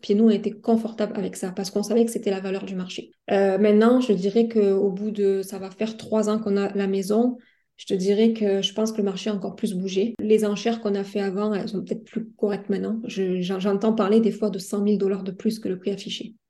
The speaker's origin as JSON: {"language": "French", "country": "France", "moved": "as an adult", "lives_now": "Montreal, Canada", "said": "chez moi en France"}